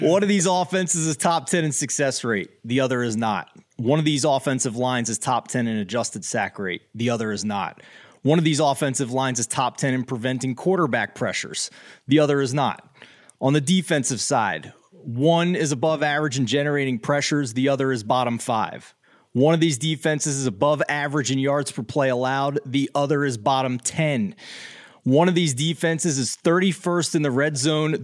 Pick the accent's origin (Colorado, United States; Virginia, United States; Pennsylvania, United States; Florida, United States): Pennsylvania, United States; Philadelphia; accent: Philadelphia; I'm from Philadelphia and my accent tends to come off that way to people